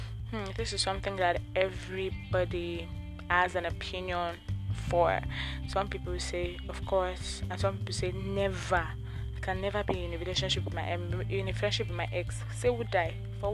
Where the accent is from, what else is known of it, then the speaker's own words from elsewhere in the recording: Nigeria; living as a Nigerian